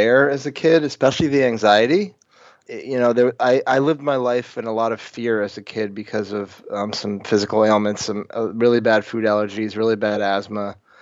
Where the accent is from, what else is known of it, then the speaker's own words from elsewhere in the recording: Vermont, United States; growing up in Vermont, there's just a ton of farms